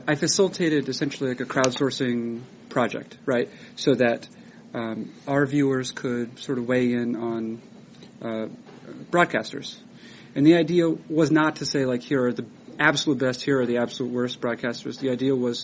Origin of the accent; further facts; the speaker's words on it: Boston, Massachusetts, United States; I grew up in the Boston area